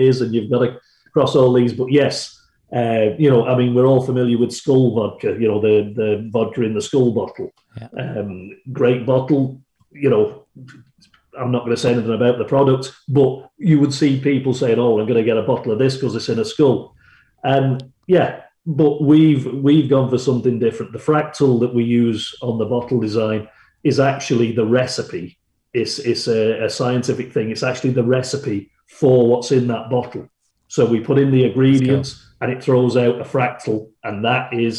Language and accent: English; Manchester, North West England, United Kingdom; moved away as an adult; now in Dublin, Ireland; I come from Manchester, which would be a grimy isn't the word I'd use, but it would be a gritty city.